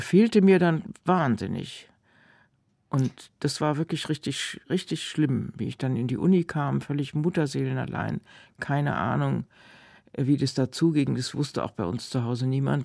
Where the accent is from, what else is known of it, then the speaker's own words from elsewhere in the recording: Frankfurt, Hesse, Germany; also born or lived in Thuringian Forest / Heidelberg; nach dem Ende des Zweiten Weltkriegs im Juni, glaube ich, sind wir aus dem Thüringer Wald nach Frankfurt